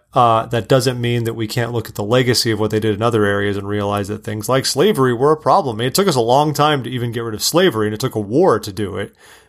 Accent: Southern California, United States; I'm an American. I was born in suburban Southern California, right? I had an easy upbringing, all the freedoms you could want.

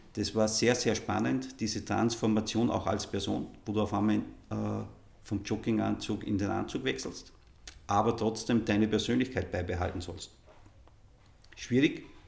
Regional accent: Innviertel, Upper Austria, Austria; ich bin einfach von meinem Ursprung und all meinen Karrieren immer wieder zu Hause im Innviertel gewesen und das ist mein, meine Heimat

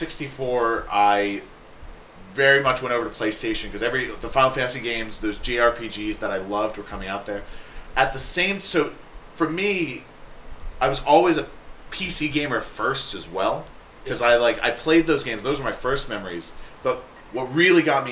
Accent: Tallahassee, Florida, United States; I am from Tallahassee, Florida.

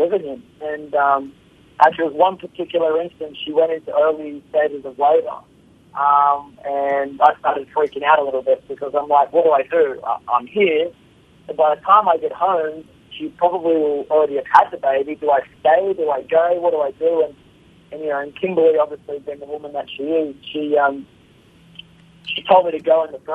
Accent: Australia; I'm from Australia

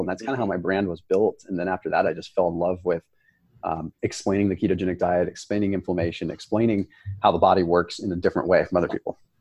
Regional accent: Sonoma, California, United States; I was born and raised in Sonoma, California.

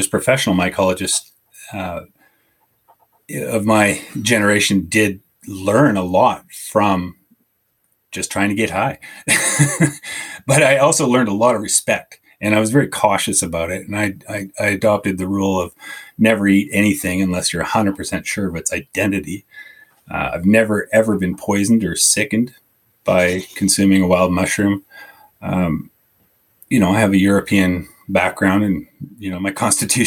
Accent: Southern Okanagan, British Columbia, Canada; I grew up in the Southern Okanagan

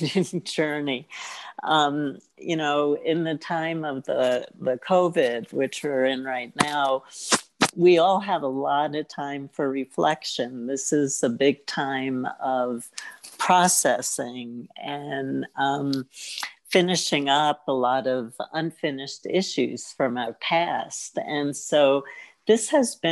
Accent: New York City, New York, United States; I grew up, I was born in Brooklyn

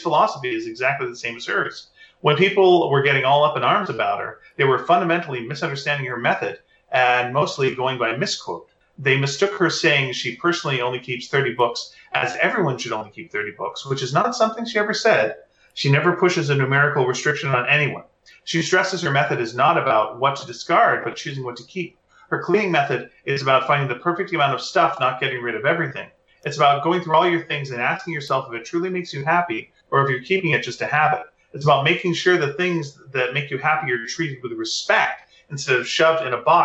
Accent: Montreal, Quebec, Canada; I grew up in Montreal, so like our school library had both

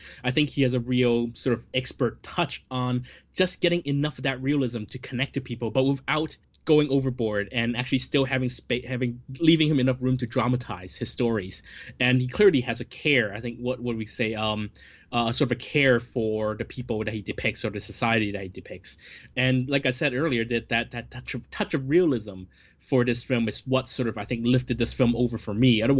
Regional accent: Hong Kong; I, I think um, a, a, lot of growing up in Hong Kong cinema, you see these actors so often.

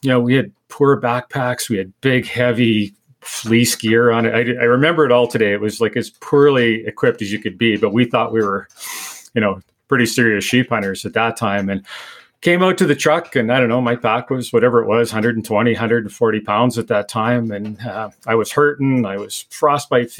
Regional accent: Manitoba, Canada; moved away as an adult; now in Alberta, Canada; I was from Manitoba at the time, went back, kind of made some arrangements and decided I was going to move to Alberta and be a sheep hunter.

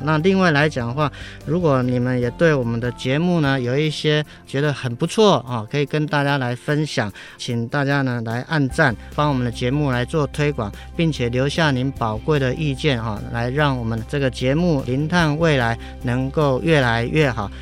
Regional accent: Taiwan; 我们台湾人

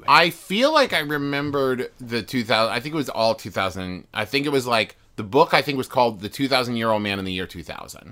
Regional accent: West Virginia, United States; I was raised in West Virginia

